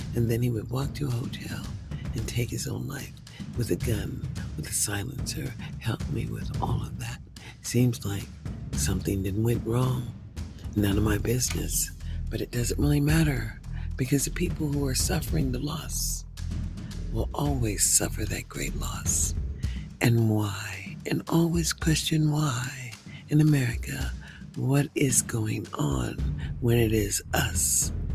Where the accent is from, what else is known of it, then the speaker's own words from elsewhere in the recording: United States; as an American, as an African American who is a senior citizen, and I am a citizen